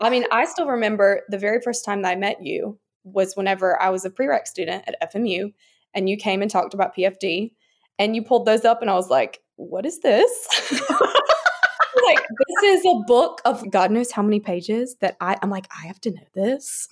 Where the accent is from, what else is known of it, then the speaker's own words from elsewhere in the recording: Chester, South Carolina, United States; moved away as an adult; now in Columbia, United States; I'm originally from Chester, South Carolina, but I currently reside in Columbia with my husband, Peyton